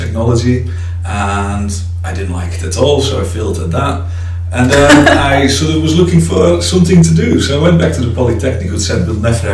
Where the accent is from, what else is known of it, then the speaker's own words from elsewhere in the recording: Friesland, Netherlands; now in Derby, United Kingdom; I have a slight accent because I'm originally from the Netherlands, from the north of the Netherlands, a place called Friesland.